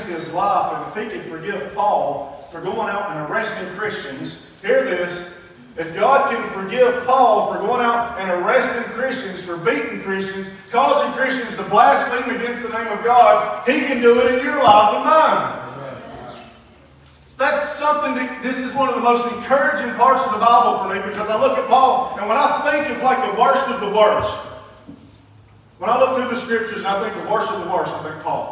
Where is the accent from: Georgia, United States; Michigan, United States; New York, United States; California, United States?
Georgia, United States; South Whitfield; I was born in South Whitfield to an alcoholic of a dad.